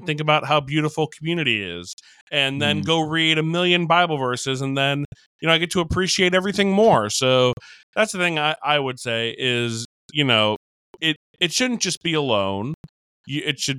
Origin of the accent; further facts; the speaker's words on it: New York, United States; I'm from New York.